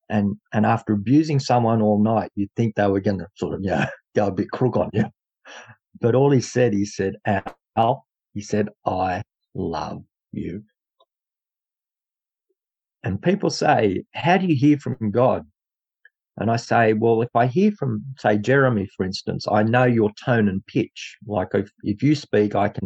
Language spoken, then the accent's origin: English; Dubbo, New South Wales, Australia; also born or lived in Narromine, New South Wales; came from Dubbo, New South Wales, Australia. This is how we speak over here